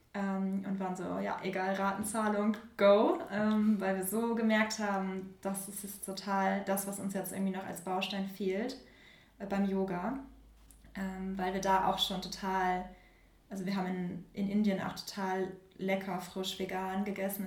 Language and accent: German; Germany; now in Hamburg, Germany; Nähe, Nähe Bremen